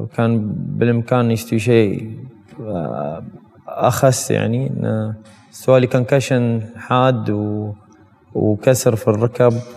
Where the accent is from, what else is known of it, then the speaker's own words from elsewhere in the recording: United Arab Emirates; انا كمواطن اماراتي